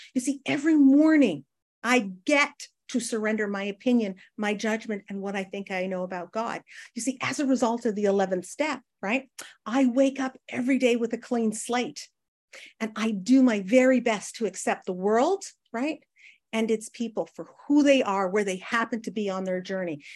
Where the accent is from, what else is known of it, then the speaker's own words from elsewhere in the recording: Northern Canada, Canada; I grew up in Northern Canada where it, like, gets to minus forty